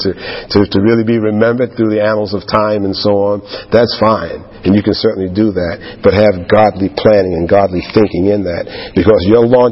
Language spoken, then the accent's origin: English; New York, United States; like any other young man growing up in New York